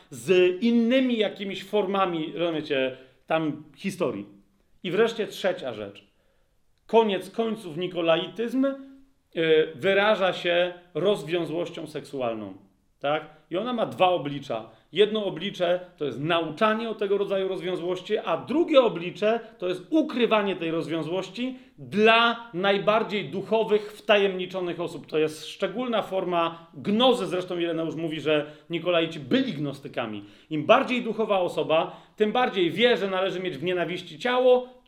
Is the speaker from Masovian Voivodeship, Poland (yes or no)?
no; Lesser Poland, Poland; wychowywałem się i rosłem na podkrakowskiej wsi, gdzie było sporo pól, zresztą mieszkałem w pewnym momencie na Lubelskiej, a potem na Polnej